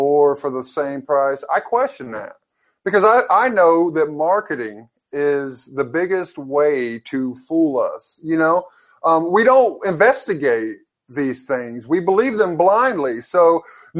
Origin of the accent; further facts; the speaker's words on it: Kingston, Tennessee, United States; moved away; Kingston, Tennessee, I love my hometown